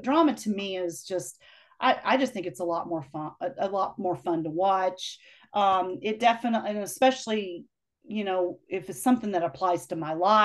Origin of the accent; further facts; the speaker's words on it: Black Mountain, North Carolina, United States; moved away; near my hometown coffee roaster there in Black Mountain